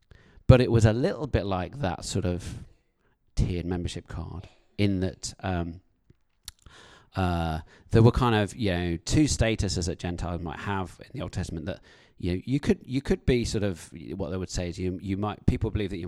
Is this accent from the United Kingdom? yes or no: yes; United Kingdom; As a British person, I find public confrontation very, very difficult to deal with.